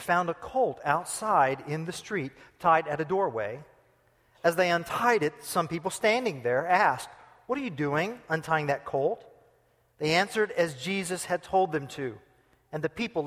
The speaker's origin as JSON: {"language": "English", "country": "United States", "said": "I'm an American"}